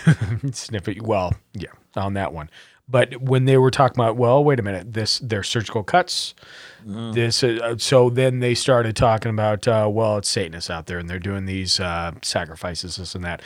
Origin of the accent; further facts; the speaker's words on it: Montana, United States; I grew up in Montana